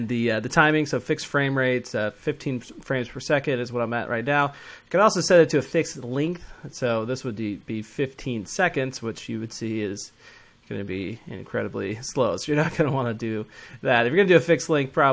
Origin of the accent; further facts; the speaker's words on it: Atlanta, Georgia, United States; I'm from Atlanta